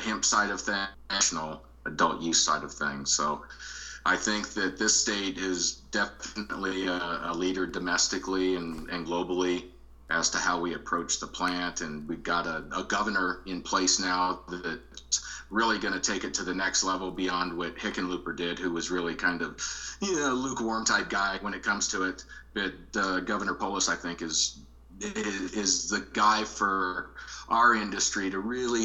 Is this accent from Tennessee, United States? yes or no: no; Colorado, United States; I'm really a Colorado guy. I moved here when I was 6 months old, so I consider myself basically a native, a Coloradoan.